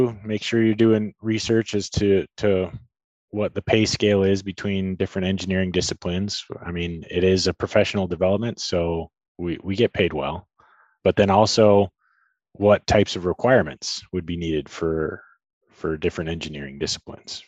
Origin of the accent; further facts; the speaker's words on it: Tucson, Arizona, United States; I'm born and raised in Tucson and live here with my family